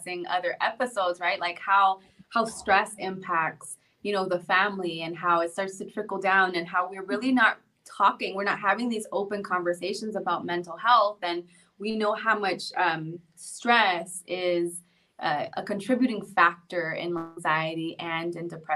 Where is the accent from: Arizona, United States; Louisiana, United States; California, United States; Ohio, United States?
California, United States; Los Angeles; first language Spanish; English is a second language; moved away; Spanish was my first language. I was in ESL classes when I lived